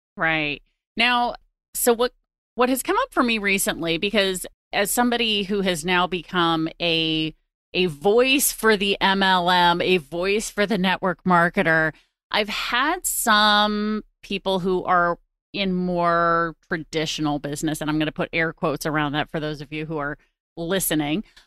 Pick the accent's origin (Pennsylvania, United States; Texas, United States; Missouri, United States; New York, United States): Missouri, United States; St. Louis; based in my hometown of Saint Louis, Missouri